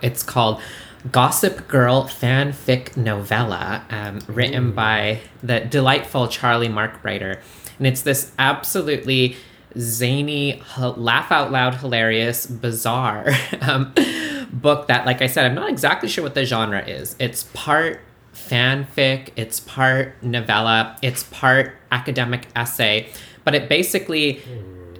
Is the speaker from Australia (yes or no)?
no; Canada; now in United States; I'm famously from Canada. I'm an immigrant, and I voted for the first time in this midterm